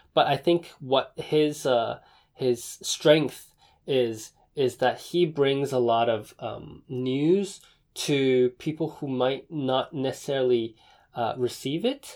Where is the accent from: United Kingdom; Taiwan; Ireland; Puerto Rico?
Taiwan; Taipei; I was born in Taipei